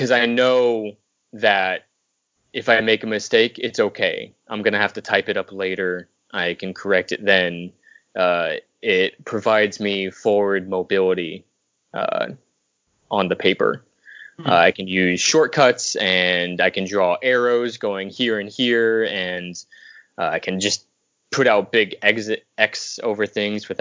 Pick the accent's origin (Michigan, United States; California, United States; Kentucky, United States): California, United States; Southern; now in Los Angeles, United States; I'm from Southern California. I was born about an hour outside LA.